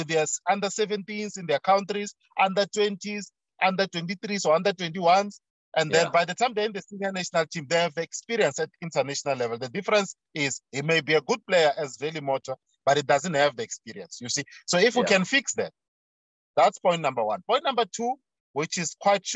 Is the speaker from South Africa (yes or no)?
yes; South Africa; as a South African